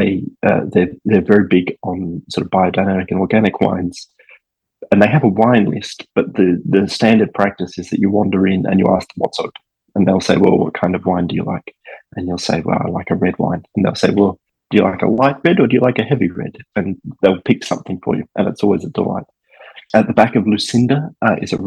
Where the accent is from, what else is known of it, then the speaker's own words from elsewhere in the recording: Darwin, Northern Territory, Australia; now in Hobart, Australia; I grew up in Darwin, which is sort of Australia's northernmost capital